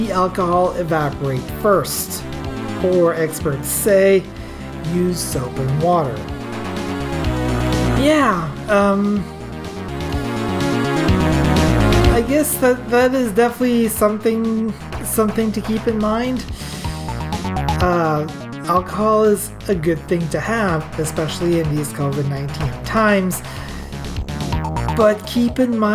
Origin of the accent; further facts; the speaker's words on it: Atlantic Canada, Canada; I come from Atlantic Canada. I come from backwoods Atlantic Canada